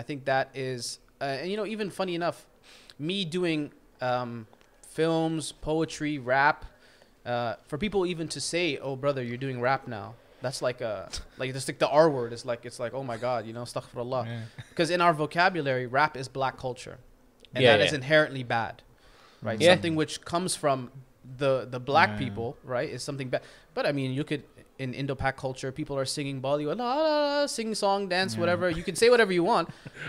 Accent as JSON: {"language": "English", "country": "Canada", "said": "This is just kind of my background. I mean, for me, I'm a Canadian Muslim."}